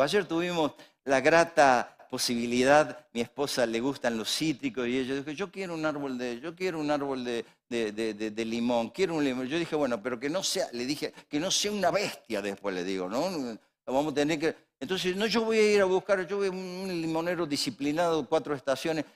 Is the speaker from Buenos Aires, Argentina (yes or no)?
no; Córdoba, Argentina; somos de Córdoba, yo soy un pastor.